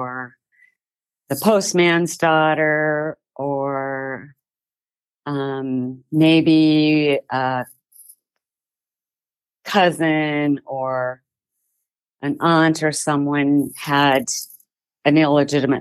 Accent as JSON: {"language": "English", "town": "Gillette", "region": "Wyoming", "country": "United States", "tie": "born or raised there", "also_born_or_lived": "Rawlins", "said": "I was born in Gillette, Wyoming on April 8th, 1958."}